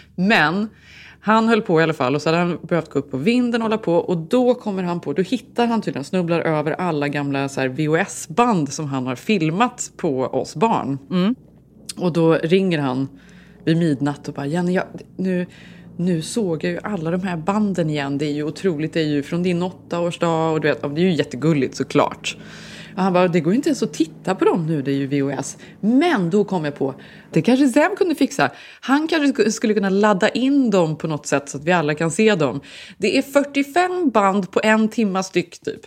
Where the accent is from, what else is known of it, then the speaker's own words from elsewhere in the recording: Borås, Västra Götaland, Sweden; moved away as an adult; now in Stockholm, Sweden; jag var från Borås. Vi hade flyttat till Stockholm